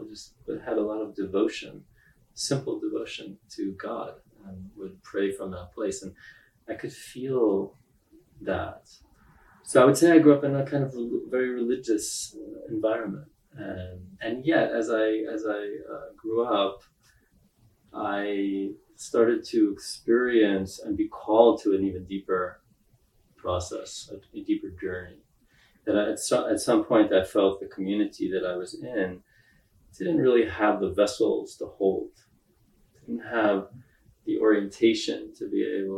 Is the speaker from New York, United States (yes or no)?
yes; New York City, New York, United States; also born or lived in Israel; I was born in Israel, but I grew up in Brooklyn, New York